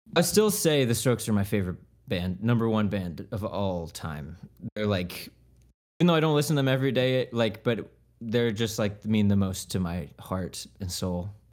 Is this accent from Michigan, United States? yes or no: no; Leesburg, Florida, United States; I'm from Leesburg